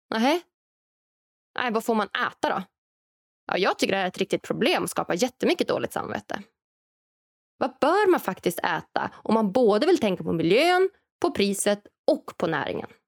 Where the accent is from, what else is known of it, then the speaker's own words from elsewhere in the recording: Norrland, Sweden; Och än så länge så finns den här framtidsprodukten självklart främst i framtidslandet Norrland, där jag kommer ifrån.